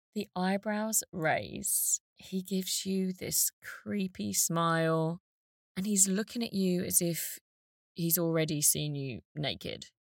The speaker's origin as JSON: {"language": "English", "area": "Essex", "region": "East of England", "country": "United Kingdom", "moved": "as an adult", "said": "I was from Essex"}